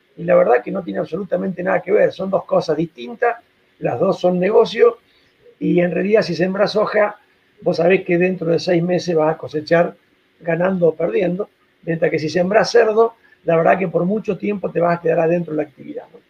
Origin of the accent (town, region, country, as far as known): Argentina